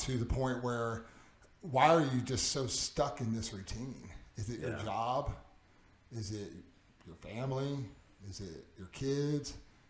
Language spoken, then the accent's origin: English; Tomball, Texas, United States; was born and raised in Tomball.